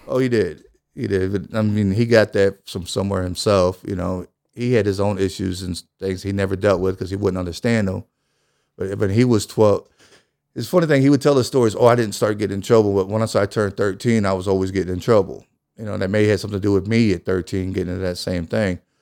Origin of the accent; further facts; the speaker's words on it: East St. Louis, Illinois, United States; also born or lived in Belleville, Illinois; I was born and raised in East Saint Louis